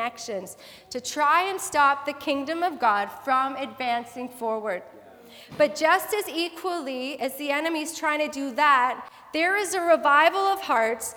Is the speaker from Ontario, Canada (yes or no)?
no; Abbotsford, British Columbia, Canada; I grew up in Abbotsford as a young child